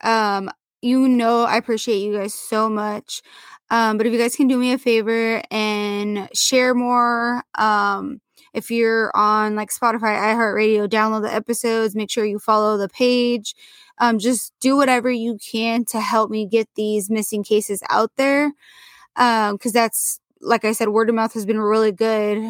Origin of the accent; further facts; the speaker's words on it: Portland, Oregon, United States; I grew up in Portland